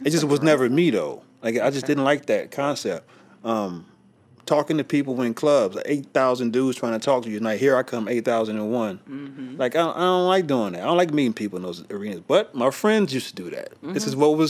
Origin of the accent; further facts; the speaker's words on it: Los Angeles, California, United States; I grew up in South Central